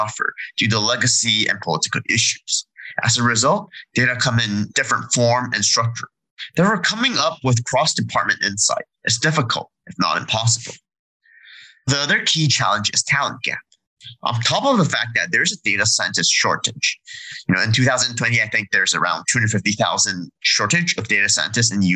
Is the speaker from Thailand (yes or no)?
no; Canada; I'm actually Canadian